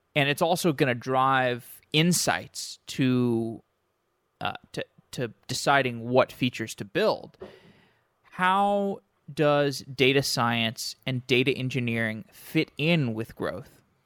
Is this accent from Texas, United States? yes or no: yes; Austin, Texas, United States; moved away; I'm from Austin.